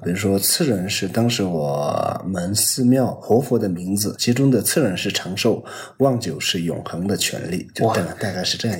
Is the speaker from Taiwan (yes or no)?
no; Tibetan areas, China; 我们藏区